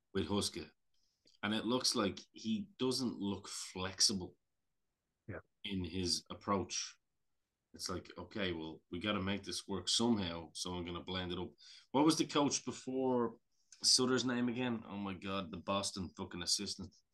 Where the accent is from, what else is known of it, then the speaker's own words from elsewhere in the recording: Ireland; I'm Irish